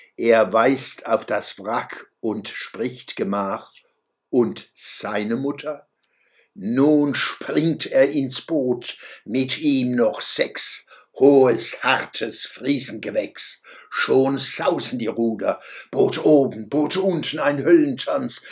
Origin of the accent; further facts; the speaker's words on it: Mannheim, Baden-Württemberg, Germany; Als Zwölfjähriger trug ich zum Beispiel des Sängers Fluch von Ludwig Uhland in der Waldschule Mannheim-Gartenstadt vor